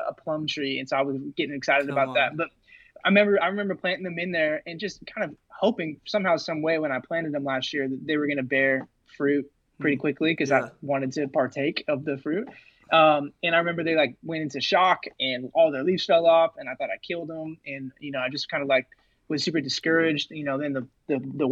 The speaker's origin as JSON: {"language": "English", "town": "Rocklin", "region": "California", "country": "United States", "tie": "born or raised there", "also_born_or_lived": "Modesto, California", "moved": "as an adult", "lives_now": "Olympia, United States", "said": "I grew up in the Rockland area of California, which is right outside of Sacramento"}